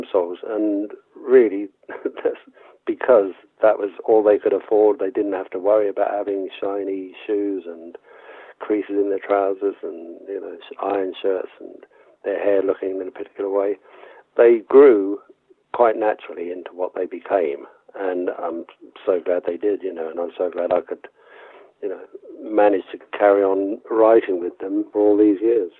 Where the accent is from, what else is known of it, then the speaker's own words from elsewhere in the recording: Basingstoke, South East England, United Kingdom; I used to play in folk and blues clubs in Basingstoke, in my hometown, when I was a teenager